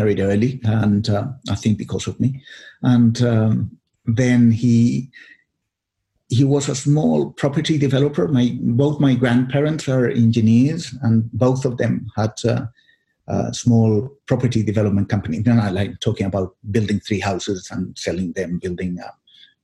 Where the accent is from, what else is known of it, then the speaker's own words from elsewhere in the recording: Chile; English is a second language; moved away as an adult; also born or lived in Australia; I grew up in Chile